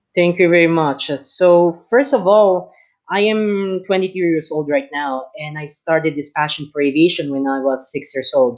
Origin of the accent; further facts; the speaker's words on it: Philippines; I am speaking right now from my hometown in the Philippines.